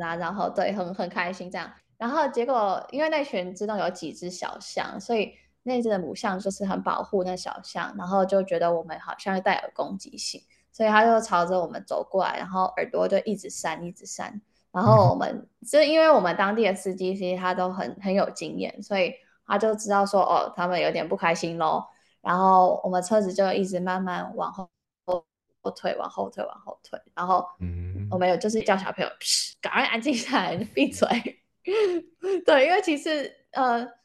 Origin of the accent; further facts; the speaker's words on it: Taiwan; now in South Africa; 我们台湾的，因为可能台湾这是密集度很高，然后地方其实就是蛮小的